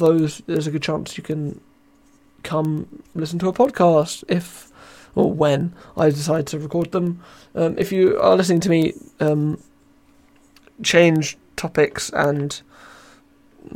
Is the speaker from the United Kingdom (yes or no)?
yes; United Kingdom; I am British